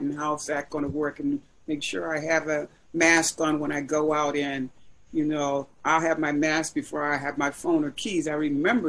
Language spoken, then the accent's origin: English; Boston, Massachusetts, United States; growing up, I lived in the South End. For those who know what the South End was, mm-hmm. South End, part of Boston, was poor